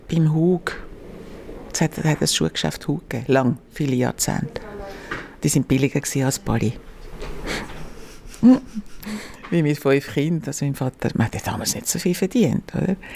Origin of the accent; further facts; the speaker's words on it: Zurich, Switzerland; Als Maria drei Monate alt war, ist dann die Familie auf Zürich gezogen. Wir sind in Zürich Altstädten aufgewachsen